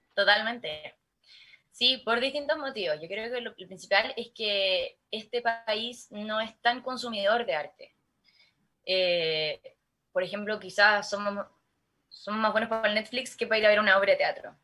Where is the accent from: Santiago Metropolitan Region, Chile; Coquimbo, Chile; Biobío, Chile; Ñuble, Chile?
Coquimbo, Chile; La Serena; mi mamá me llevaba a cantar a, Telenorte, canal regional de acá de La Serena